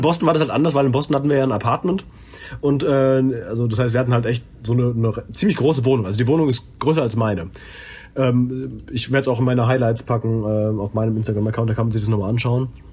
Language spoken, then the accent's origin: German; Germany; ich bin Deutscher